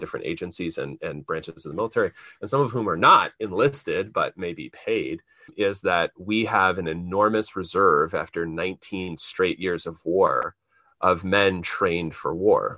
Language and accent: English; Central Pennsylvania, United States; moved away; We're both from Central Pennsylvania originally